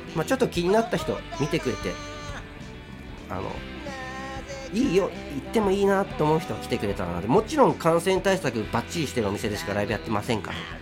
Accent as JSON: {"language": "Japanese", "region": "Hokkaido", "country": "Japan", "tie": "born or raised there", "moved": "yes", "lives_now": "Tokyo, Japan", "said": "北海道で生まれ育った"}